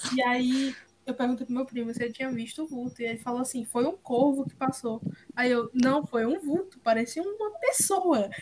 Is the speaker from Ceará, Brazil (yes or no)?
yes; Quixeramobim, Ceará, Brazil; eu em Xeromobim, muito pequenininha